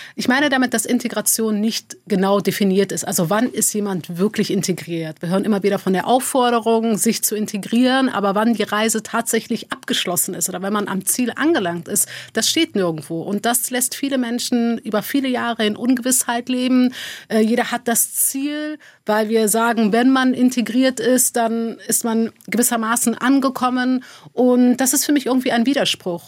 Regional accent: Neuss, North Rhine-Westphalia, Germany; also born or lived in Dormagen; Also ich bin in Dormagen geboren, in Neuss groß geworden

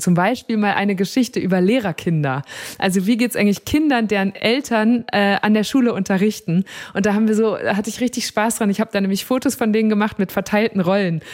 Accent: Münsterland, North Rhine-Westphalia, Germany; ich komme ja aus Münsterland

